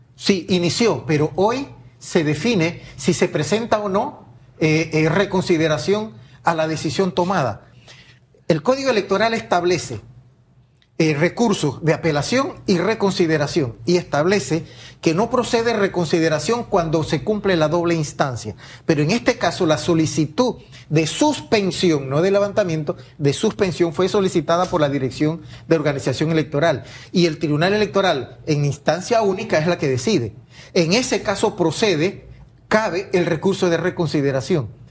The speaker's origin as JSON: {"language": "Spanish", "town": "La Chorrera", "region": "Panamá Oeste", "country": "Panama", "tie": "born or raised there", "said": "soy originario de Panamá Oeste, Chorrera, Panamá"}